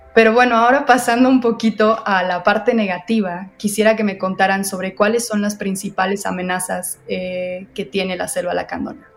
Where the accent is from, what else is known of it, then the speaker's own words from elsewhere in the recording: Mexico; tenemos una responsabilidad como mexicanos